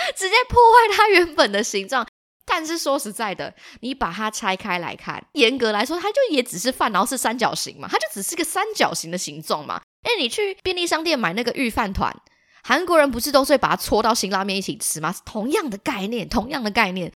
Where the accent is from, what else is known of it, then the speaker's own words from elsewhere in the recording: city in northern Taiwan, Taiwan; 我本身真的就是彻头彻尾的都市小孩。然后我觉得因为生长在都市